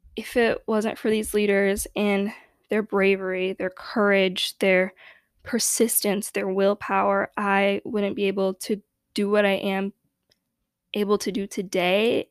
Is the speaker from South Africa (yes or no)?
no; Chicago, Illinois, United States; growing up in Chicago, a very unfortunately segregated city